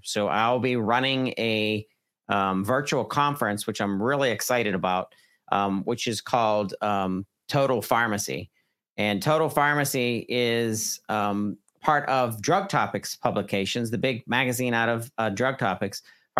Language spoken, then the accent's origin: English; Butler, Pennsylvania, United States; now in Fayette County, United States; Fayette County is my home county. I grew up in Butler, Pennsylvania, Butler County, but I moved down in Fayette County in 2012.